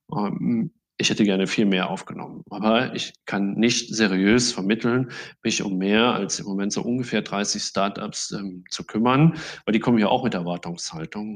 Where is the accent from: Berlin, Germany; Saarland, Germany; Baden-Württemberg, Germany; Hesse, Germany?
Saarland, Germany; ich bin selber Saarländer